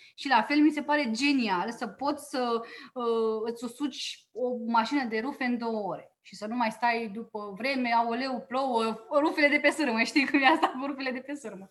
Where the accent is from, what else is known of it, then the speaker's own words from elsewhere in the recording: Oltenia, Romania; eu am crescut în Oltenia la bunica maternă